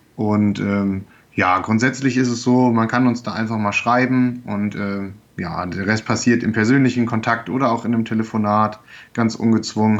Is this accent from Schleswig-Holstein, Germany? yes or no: no; Goslar, Lower Saxony, Germany; also born or lived in Braunschweig; now in Lüneburg, Germany; gebürtig komme ich aus Goslar, das heißt bei Braunschweig